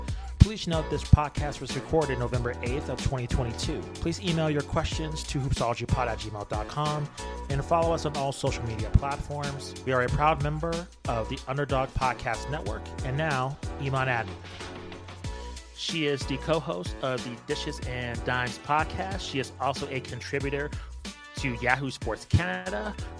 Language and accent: English; New Mexico, United States; We're originally from New Mexico